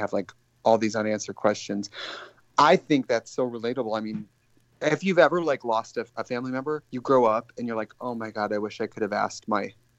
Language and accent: English; Wisconsin, United States; I know I'm from Wisconsin.